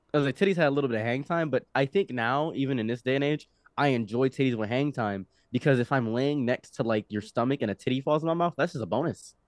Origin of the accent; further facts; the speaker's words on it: Egypt; now in United States; I was born in Egypt